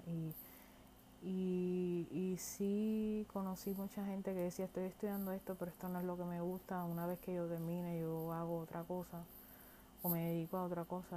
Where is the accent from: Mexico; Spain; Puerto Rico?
Puerto Rico; moved away as an adult; now in United States; Yo soy nacida y criada en Puerto Rico